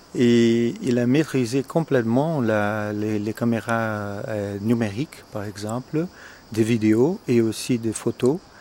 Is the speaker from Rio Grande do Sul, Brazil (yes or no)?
no; São Paulo, Brazil; French is a second language; moved away as an adult; also born or lived in England / United States; je suis né au Brésil d'une famille italienne, mais je suis brésilien. Dans quel état L'état de São Paulo, à la ville de São Paulo la plus grande ville au Brésil